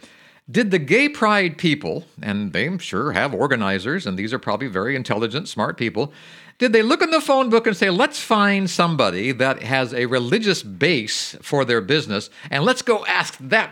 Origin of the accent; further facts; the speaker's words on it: Berkeley Springs, West Virginia, United States; my hometown of Berkeley Springs